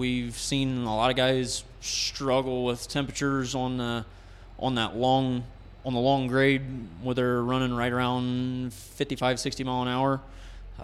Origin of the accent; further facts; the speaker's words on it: Bluffton, Ohio, United States; I'm from Bluffton, Ohio